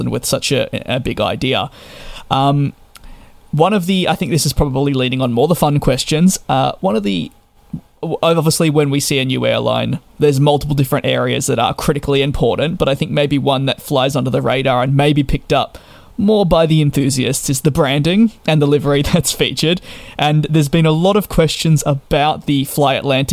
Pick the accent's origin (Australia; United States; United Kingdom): Australia; being Australian myself